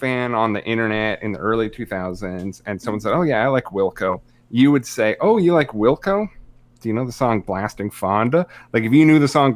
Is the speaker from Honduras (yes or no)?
no; Canada; I'm Canadian